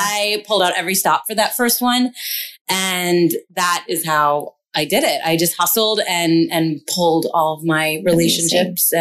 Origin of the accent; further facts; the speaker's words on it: York, Pennsylvania, United States; moved away as an adult; now in Los Angeles, United States; I hail from York, Pennsylvania, a really small, like small town in Pennsylvania in between Philly and Baltimore